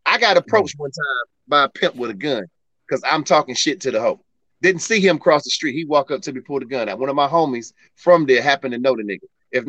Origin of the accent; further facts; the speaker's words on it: Youngstown, Ohio, United States; moved away as an adult; now in Atlanta, United States; I'm from Youngstown.